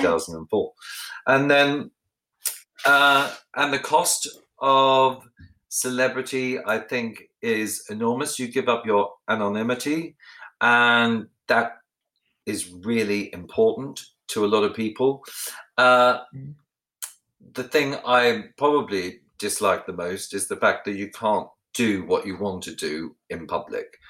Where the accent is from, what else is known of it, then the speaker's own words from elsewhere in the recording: Ballarat, Victoria, Australia; where I grew up in Ballarat, where I lived